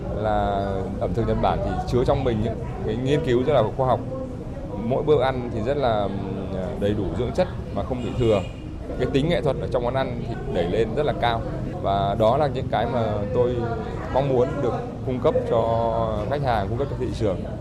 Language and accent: Vietnamese; Trung Du, hometown in Vinh Phuc province, Vietnam; Tôi thì ờ, là người sinh ra và lớn lên ở vùng Trung